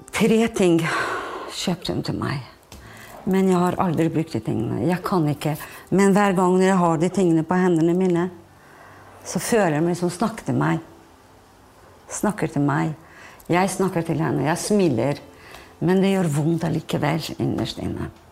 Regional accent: Kosovo; now in Fredrikstad, Norway; Vi er fra Kosovo

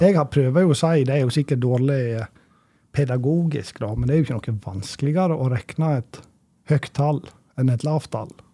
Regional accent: Sogndal, Vestland, Norway; moved away; also born or lived in Levanger; jeg vokste opp i Sogndal, og fra sjølve, bygda

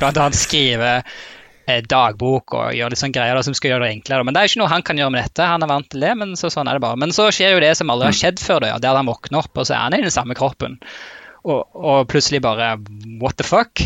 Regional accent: Rogaland, Norway; accent: Rogaland-Stavanger dialect; moved away as an adult; also born or lived in Ålgård / Trondheim; now in Oslo, Norway; dialekten min er jo Rogaland-Stavanger-dialekt. Eh, familien min bor fremdeles på et sted som heter Ålgård

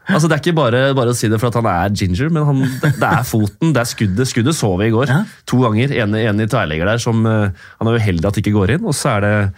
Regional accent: Norway; Som nordmann

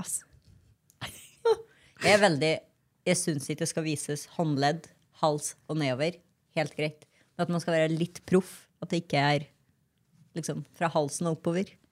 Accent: Grong, Trøndelag, Norway; moved away; Når jeg var hjemme i Grong

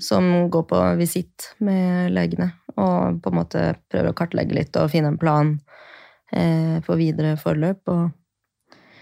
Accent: Bærum, Akershus, Norway; moved away as an adult; now in Oslo, Norway; jeg er fra Bærum

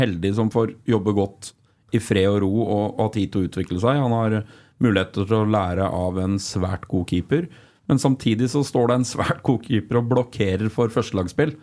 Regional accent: Flisa, Innlandet, Norway; Jeg er fra Flisa

